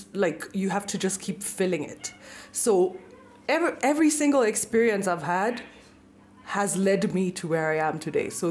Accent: Nairobi, Kenya; also born or lived in Nakuru, Kenya / Washington DC, United States; I was born in Nakuru, lived there for literally less than a year, moved to Nairobi. My dad was in the army, and so raised in Nairobi

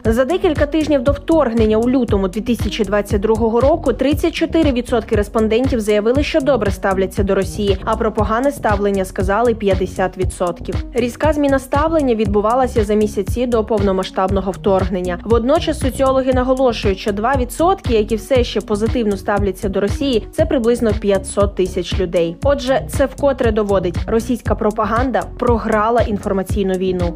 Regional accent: Ukraine; Ми з України.

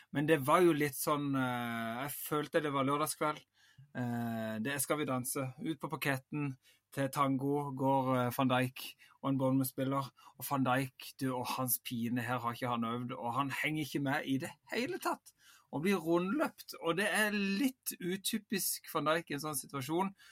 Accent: Vigeland, Agder, Norway; jeg er jo født og oppvokst på Vigeland

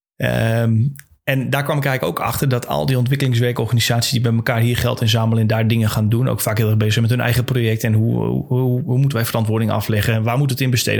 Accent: Friesland, Netherlands; We komen altijd uit Friesland

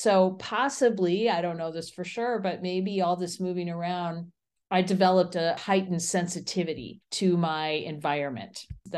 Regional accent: Midwest, United States; also born or lived in Chicago / Erie / Buffalo; So I grew up all over the Midwest in different cities, including Chicago, Erie, Pennsylvania, Buffalo.

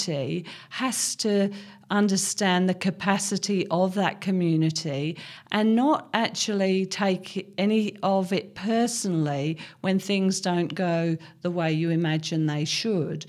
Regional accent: Cambridge, East of England, United Kingdom; moved away as an adult; also born or lived in London / Hong Kong; now in Australia; I was born and brought up in Cambridge, a very big city, and went to medical school in London.

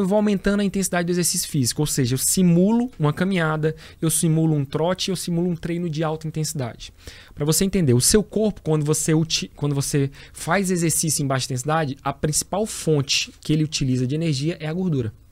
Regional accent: Teresina, Piauí, Brazil; sou teresinense, sou piauiense, tenho o maior orgulho, né, de falar de onde eu vim e da minha origem

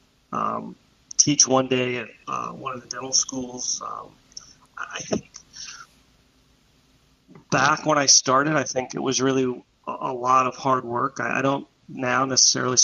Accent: Pittsburgh, Pennsylvania, United States; now in Orlando, United States; I'm originally from Pittsburgh, Pennsylvania.

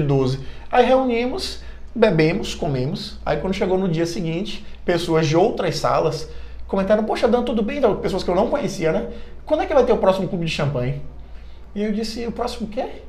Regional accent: Bahia, Brazil; E eu sou baiano

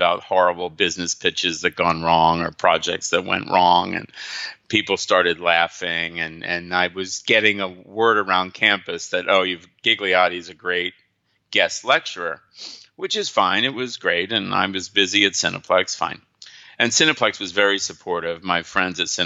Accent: New Jersey, United States; moved away; I'm from New Jersey

